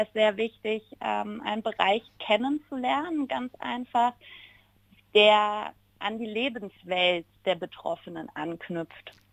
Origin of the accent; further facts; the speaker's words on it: Ratingen, North Rhine-Westphalia, Germany; now in Tyrol, Austria; Ursprünglich bin ich aber aus Ratingen. Das liegt ja. zwischen Düsseldorf und Essen, also genau ja. zwischen Rheinland und dem Ruhrpott mhm. in Nordrhein-Westfalen.